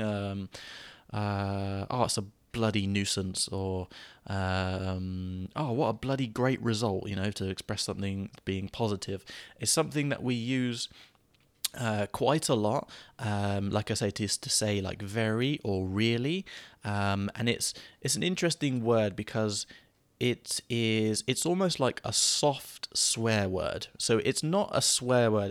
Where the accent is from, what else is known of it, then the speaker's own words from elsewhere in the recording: England, United Kingdom; an English person